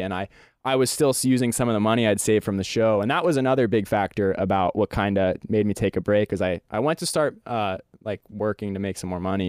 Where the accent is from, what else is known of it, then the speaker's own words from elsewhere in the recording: Bend, Oregon, United States; also born or lived in Portland, Oregon; Bend, Oregon, my hometown.